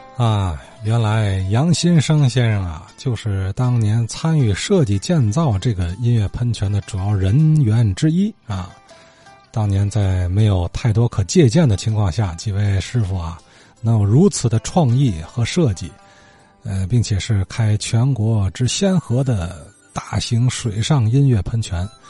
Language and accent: Chinese; Tianjin, China; 咱们天津人的精神